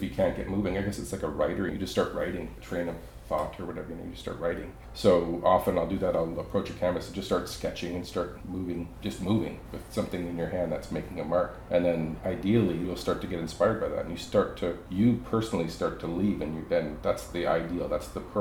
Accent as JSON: {"language": "English", "town": "Belle River", "region": "Ontario", "country": "Canada", "also_born_or_lived": "Vancouver, British Columbia", "moved": "as an adult", "lives_now": "Smithers, Canada", "said": "I'm originally from Bell River, Ontario, just outside of Windsor"}